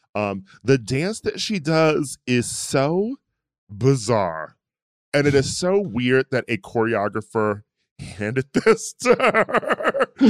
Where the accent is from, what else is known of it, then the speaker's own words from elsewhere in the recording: Midwest, United States; now in California, United States; I'm from the Midwest